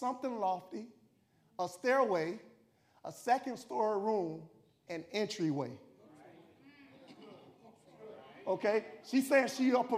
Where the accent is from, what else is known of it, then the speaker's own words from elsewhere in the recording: Tallahassee, Florida, United States; moved away; I came from Tallahassee, and I came from this, we was in the housing projects, and they had something called Tallahassee Housing Authority